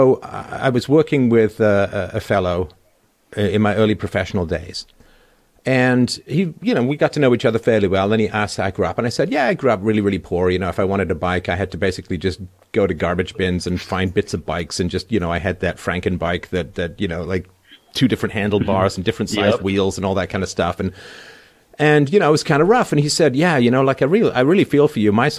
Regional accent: London, United Kingdom; my little apartment that I grew up in London

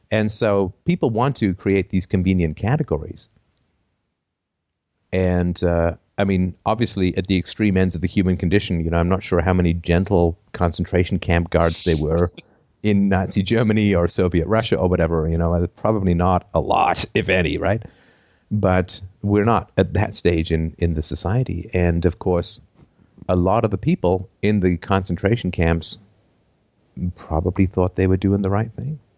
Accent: England, United Kingdom; also born or lived in Canada; And I grew up among the poor. I think I have some insights around the poor. I grew up poor in England. I grew up poor in Canada lived in a variety of, of locations.

